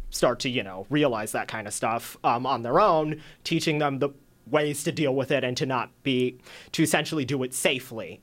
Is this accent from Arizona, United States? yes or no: yes; Surprise, Arizona, United States; I'm from Surprise, a little further than Ethan.